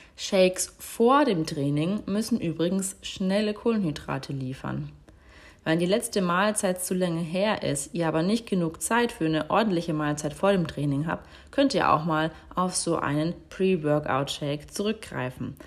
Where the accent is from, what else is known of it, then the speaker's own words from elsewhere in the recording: Germany; bei uns in Deutschland